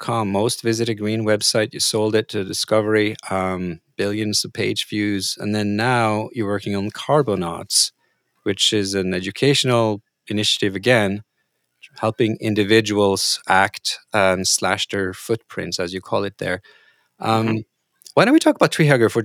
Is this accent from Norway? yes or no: yes; Norway; I'm from Norway